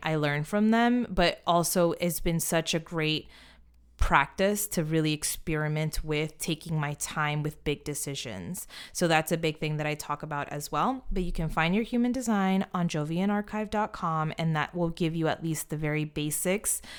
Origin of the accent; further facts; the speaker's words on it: United States; I am American